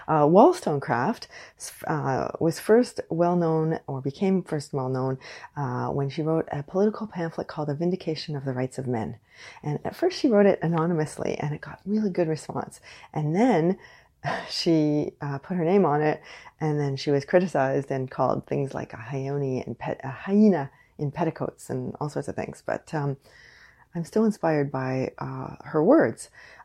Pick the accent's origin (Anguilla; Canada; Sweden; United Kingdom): Canada; I am unapologetically Canadian.